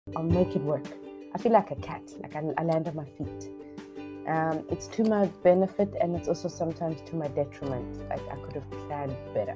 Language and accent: English; South Africa; now in Hoi An, Vietnam; I'm from South Africa